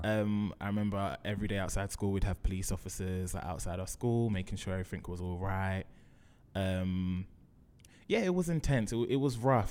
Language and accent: English; London, United Kingdom; Grew up in Brixton, went to school in Brixton